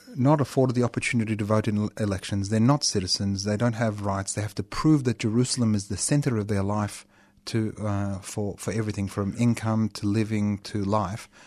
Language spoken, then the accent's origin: English; Australia; accent: Australian; my thickest Australian accent